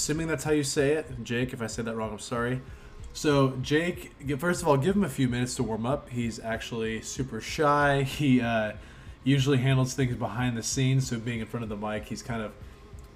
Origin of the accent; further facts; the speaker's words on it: Wenatchee, Washington, United States; my hometown in Wenatchee, Washington